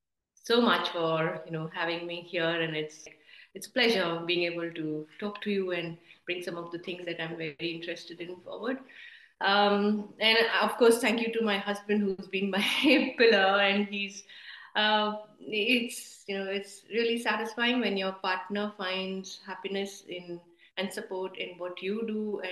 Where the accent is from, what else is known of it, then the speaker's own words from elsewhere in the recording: Durgapur, West Bengal, India; also born or lived in Amritsar / Asansol / Northeast India / Kolkata; So, born in Amritsar, but grew up in the Colliery Belt. We grew up in Durgapur and Asansol, and then the Northeast and Kolkata as well.